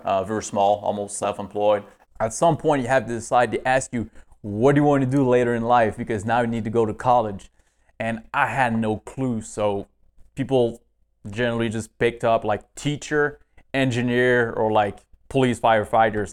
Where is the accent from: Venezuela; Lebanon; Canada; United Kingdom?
Canada; northeast Canada; moved away as an adult; now in United States; I was born in kind of, uh, northeast Canada.